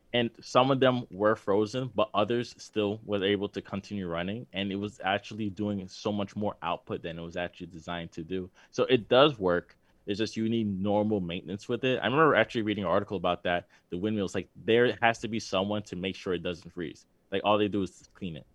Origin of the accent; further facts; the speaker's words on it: New York, United States; we're from New York.